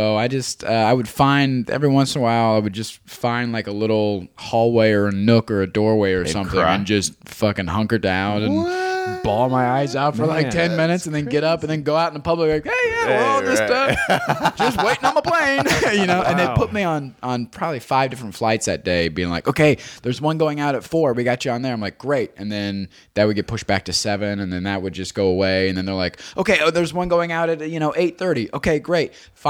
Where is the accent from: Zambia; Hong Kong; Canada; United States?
United States; Ohio